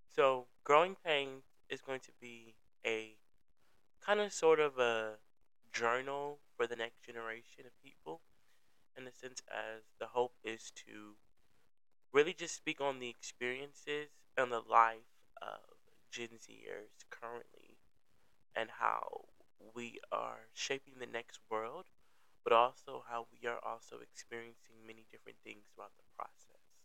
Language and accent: English; Milwaukee, Wisconsin, United States; I'm from the Milwaukee, um, Wisconsin area.